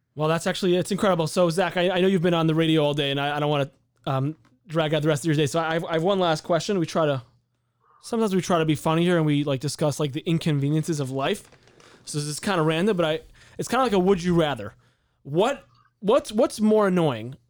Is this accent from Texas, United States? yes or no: no; San Diego, California, United States; now in Chicago, United States; I'm from San Diego